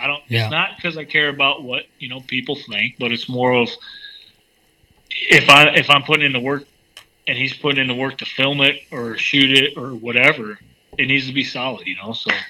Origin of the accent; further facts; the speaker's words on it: Michigan, United States; he's from PA, I'm from Michigan.